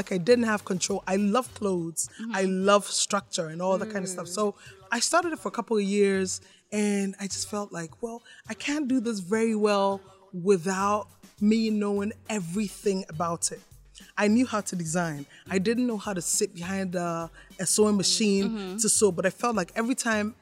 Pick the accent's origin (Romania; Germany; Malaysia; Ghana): Ghana; moved away as an adult; also born or lived in Canada; I'm Ghanaian